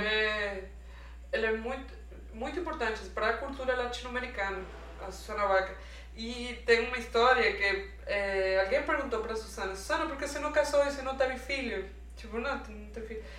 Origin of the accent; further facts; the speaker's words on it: Venezuela; Portuguese is a second language; moved away as an adult; now in Brazil; eu sou venezuelana, tipo, tenho três anos morando aqui no Brasil